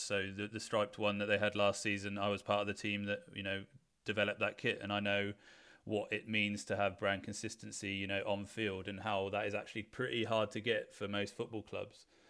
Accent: Weymouth, South West England, United Kingdom; I'm actually originally from Weymouth

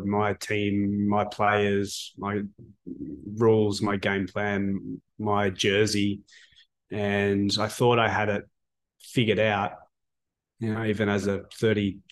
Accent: Canberra, Australian Capital Territory, Australia; moved away; I was born in Canberra, which when I was born there was a rugby league stronghold

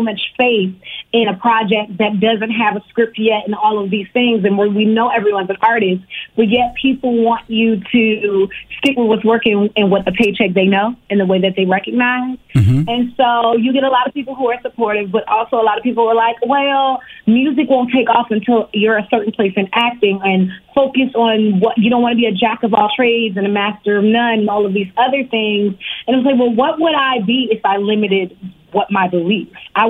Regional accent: Richmond, Virginia, United States; I was born in New York, in Harlem, but I grew up in Virginia. I grew up in Richmond, Virginia, the 804.

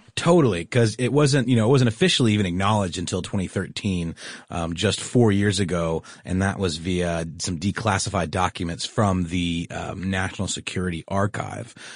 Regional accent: Augusta, Georgia, United States; I was born on a military base, but I don't remember it very well, but in my hometown of Augusta, Georgia

